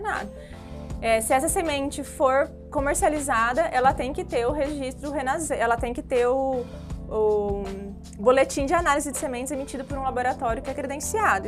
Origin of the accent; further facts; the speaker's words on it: Ribeirão dos Índios, São Paulo, Brazil; numa empresa na minha cidade, lá em Ribeirão dos Índios, uma cidadezinha pequena